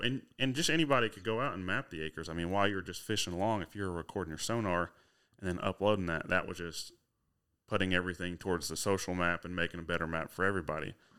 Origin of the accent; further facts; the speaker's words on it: Huntsville, Arkansas, United States; I'm from Huntsville, Arkansas, so it's only about forty-five minutes to Fayetteville